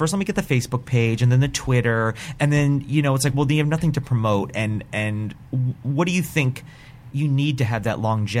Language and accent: English; Hackensack, New Jersey, United States; moved away as an adult; now in Los Angeles, United States; I was born in Hackensack, New Jersey.